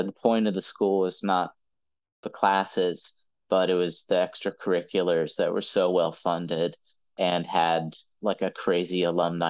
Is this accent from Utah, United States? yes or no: no; Pittsburgh, Pennsylvania, United States; my hometown of Pittsburgh